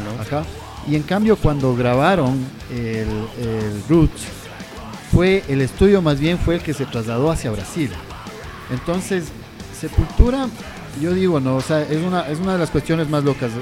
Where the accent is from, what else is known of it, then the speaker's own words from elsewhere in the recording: Quito, Pichincha, Ecuador; como quiteños nosotros